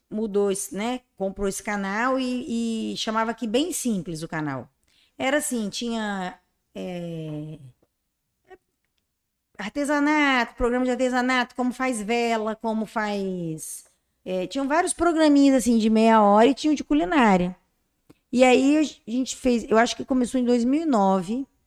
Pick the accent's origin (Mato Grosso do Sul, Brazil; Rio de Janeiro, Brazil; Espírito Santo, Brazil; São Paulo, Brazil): Espírito Santo, Brazil; Vitória; como eu sou de Vitória